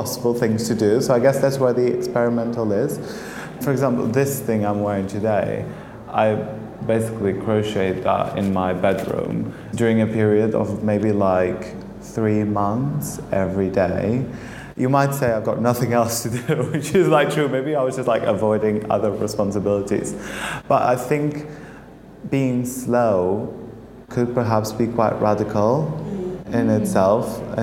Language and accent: English; Portugal; moved away as an adult; now in London, United Kingdom; I'm originally from Portugal, but I've been studying and working in London